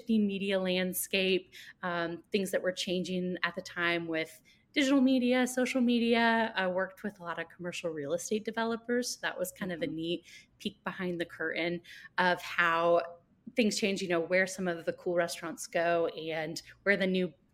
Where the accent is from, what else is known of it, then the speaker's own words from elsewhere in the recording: Alpharetta, Georgia, United States; moved away as an adult; now in Savannah, United States; growing up in Atlanta, it's about four or five hour drive from the Georgia coast.